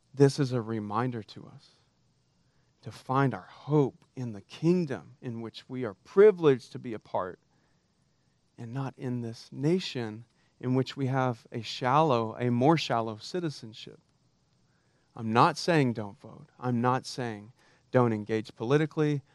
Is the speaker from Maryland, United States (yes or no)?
no; Texas, United States; I'm Texan for crying out loud. We're raised to be patriots, except that we fly the Texas flag at the same height as the American flag. We used to say that we used to pledge allegiance to the Texas flag in my school on Monday mornings